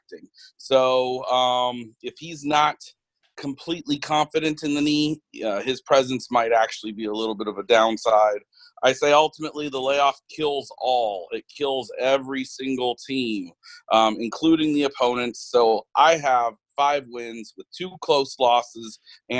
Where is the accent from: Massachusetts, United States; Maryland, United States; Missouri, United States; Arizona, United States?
Arizona, United States; Growing up in Arizona, I fell in love with the Suns.